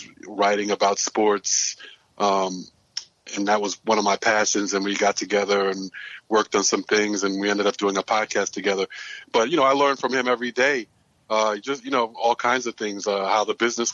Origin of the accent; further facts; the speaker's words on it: New York City, New York, United States; also born or lived in Greensboro, North Carolina; I'm born and raised in Brooklyn